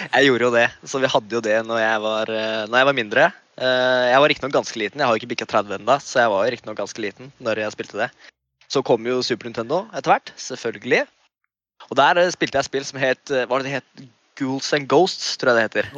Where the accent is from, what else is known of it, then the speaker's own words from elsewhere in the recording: Kongsberg, Buskerud, Norway; also born or lived in Indonesia; Og jeg er jo født og oppvokst i Kongsberg. Kongsberg-gutt i mitt hjerte.